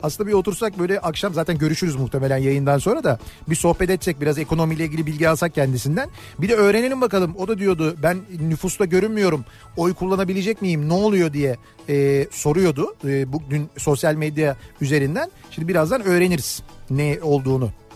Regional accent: Istanbul, Turkey; bizim oraların takımı

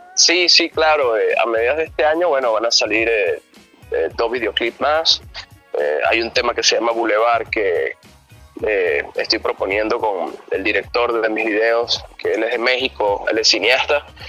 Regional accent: Venezuela; now in United States; yo soy de Venezuela

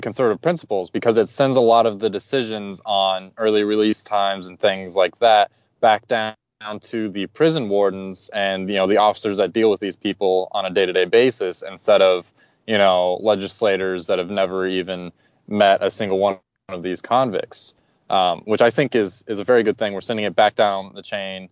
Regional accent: Dayton, Ohio, United States; Being from Dayton, Ohio, which is the number one city worst hit by the opioid crisis

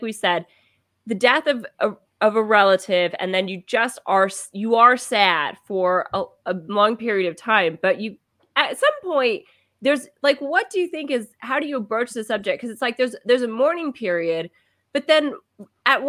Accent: Kansas, United States; I'm from Kansas

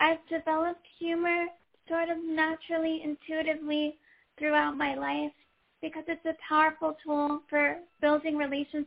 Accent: Oakland, California, United States; I grew up in Oakland, California. I went away for college and law school, but then came back

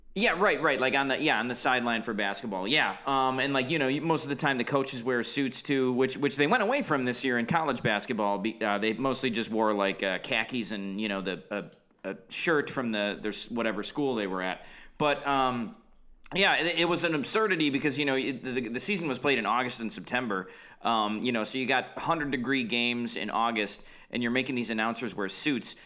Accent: Midwest, United States; as a Midwesterner

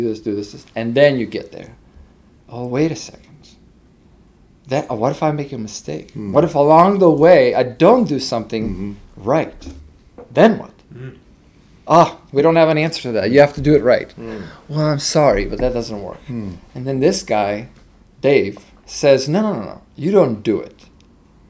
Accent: Veles, North Macedonia; So I was actually born in Socialist Republic of Macedonia. And my town, my hometown, was called Titov Veles.

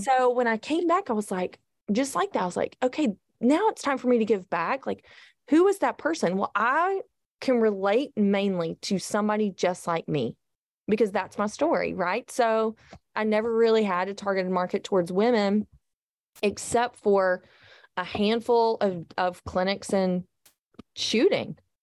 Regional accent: the South, United States; I'm from the South

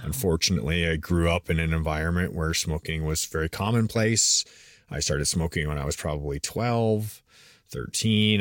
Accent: Canada; moved away as an adult; now in United States; I was born and raised in Canada

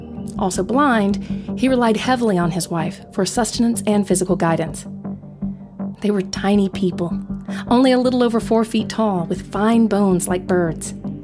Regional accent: New Zealand; And I was born and raised in New Zealand

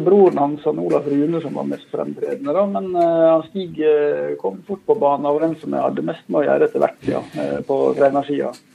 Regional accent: Norway; also born or lived in Bærum / Lillehammer; Jeg vokste opp lengst inn i Håndalen

